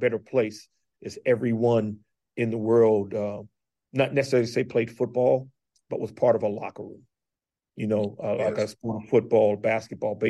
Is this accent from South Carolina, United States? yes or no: yes; Charleston, South Carolina, United States; now in Bluefield, United States; I'm from Charleston, South Carolina, and went back home last year for Christmas